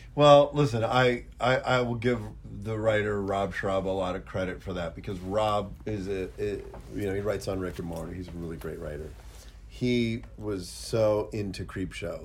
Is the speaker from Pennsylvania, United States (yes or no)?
yes; Pittsburgh, Pennsylvania, United States; I grew up in Pittsburgh.